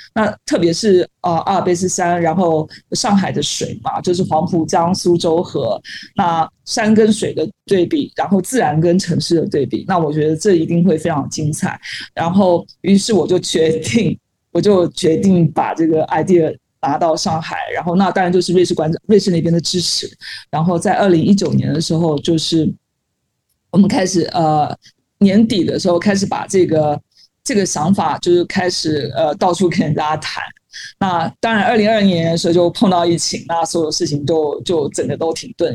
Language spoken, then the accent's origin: Chinese; Taiwan; moved away as an adult; now in Shanghai, China; 作为一个台湾人，觉得山很多嘛